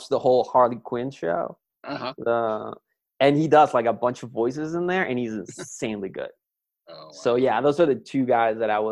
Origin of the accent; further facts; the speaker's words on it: Chile; I'm from Chile